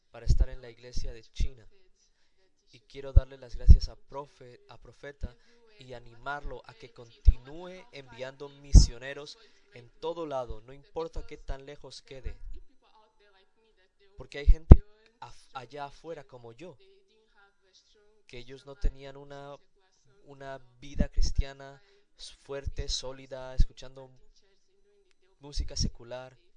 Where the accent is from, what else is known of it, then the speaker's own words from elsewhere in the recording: Guinea-Bissau; soy de Guinea-Bissau